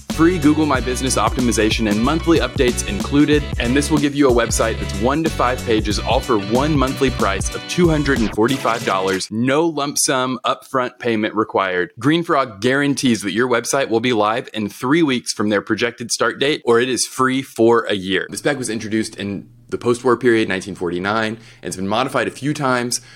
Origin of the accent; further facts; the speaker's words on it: Texas, United States; I'm from Texas